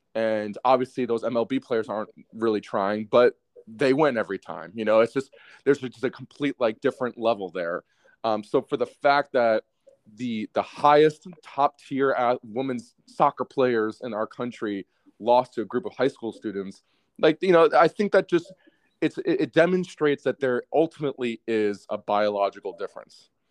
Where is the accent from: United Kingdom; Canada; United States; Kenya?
United States; as an American